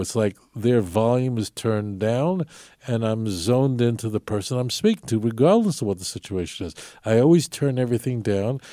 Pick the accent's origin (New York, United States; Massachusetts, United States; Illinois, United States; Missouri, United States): New York, United States; New York City; Growing up in New York, seeing uh, it was ubiquitous to see people walking around me who had numbers on their arms